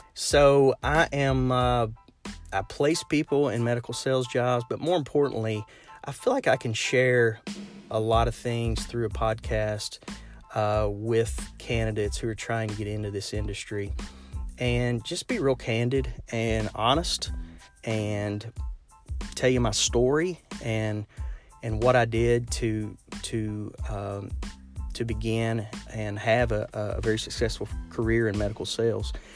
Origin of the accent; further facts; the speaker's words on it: Lexington, Kentucky, United States; I'm from Lexington, Kentucky. So I'm sure you can hear it in my accent